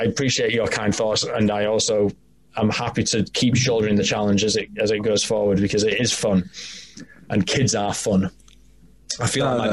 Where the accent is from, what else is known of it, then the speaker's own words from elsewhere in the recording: York, Yorkshire and the Humber, United Kingdom; accent: Northern; I'm from Old York.